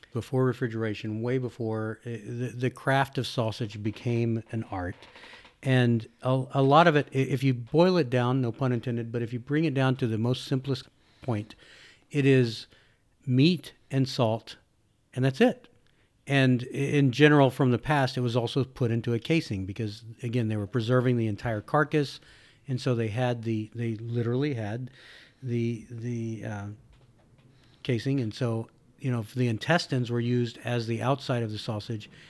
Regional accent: Texas, United States; I born and raised in Texas

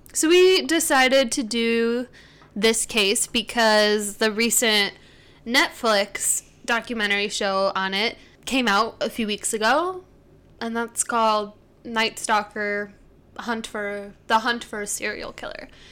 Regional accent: United States; because we're American

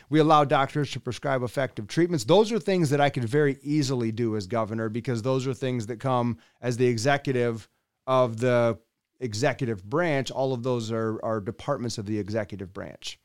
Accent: West Michigan, United States; also born or lived in Allendale, Michigan; I'm from West Michigan

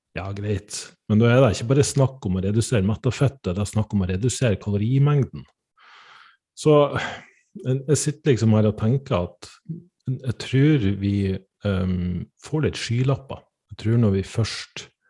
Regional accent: Northern Norway, Norway; jeg er fra Nord-Norge

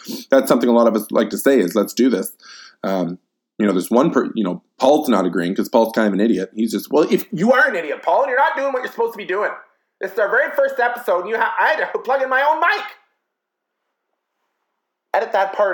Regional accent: Canada; I can only speak as a Canadian

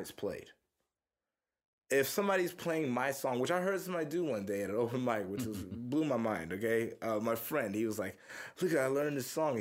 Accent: Missouri City, Texas, United States; also born or lived in Houston, Texas; now in Austin, United States; I was born in Houston. I grew up in uh, Missouri City, Texas, which is like a little suburb outside of Houston

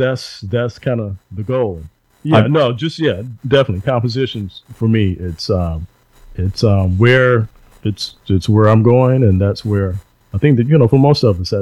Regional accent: Dallas, Texas, United States; the neighborhood that we grew up in Dallas

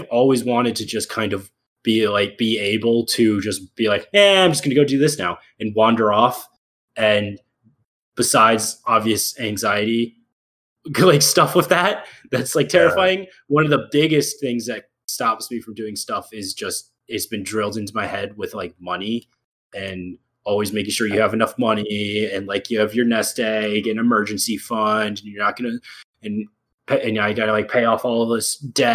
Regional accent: United States; I feel like I can't as an American.

